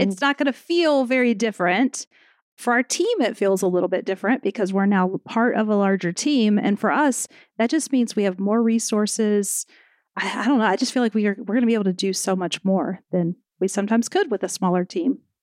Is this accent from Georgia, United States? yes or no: yes; Atlanta, Georgia, United States; I'm from Atlanta